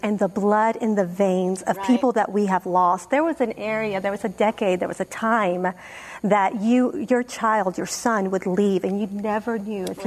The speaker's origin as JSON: {"language": "English", "country": "Peru", "tie": "born or raised there", "moved": "yes", "lives_now": "United States", "said": "I'm from Peru"}